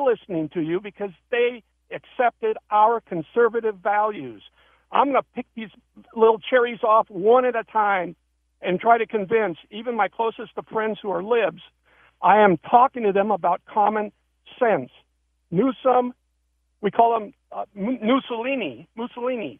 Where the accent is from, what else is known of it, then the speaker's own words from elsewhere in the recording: California, United States; also born or lived in San Francisco / Los Angeles / San Diego; now in Carlsbad, United States; I'm a Californian, a homebred from San Francisco, L A, San Diego. I live in Carlsbad